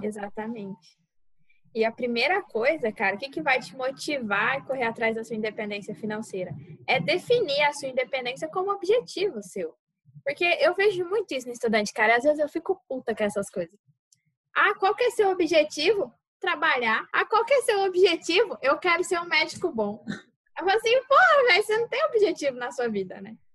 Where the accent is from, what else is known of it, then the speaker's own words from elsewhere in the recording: Mato Grosso do Sul, Brazil; moved away as an adult; now in Cáceres, Brazil; Eu sou do Mato Grosso do Sul